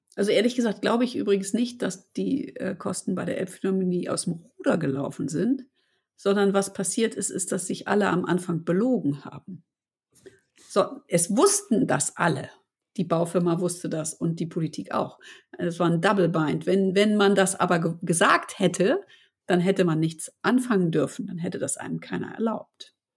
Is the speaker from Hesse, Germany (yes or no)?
no; Hamburg, Germany; sind wir beide aus Hamburg und wir lieben unsere Stadt